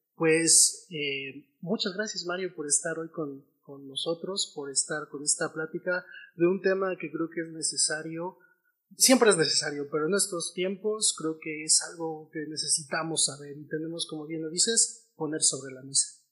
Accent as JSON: {"language": "Spanish", "country": "Mexico", "said": "nosotros como mexicanos"}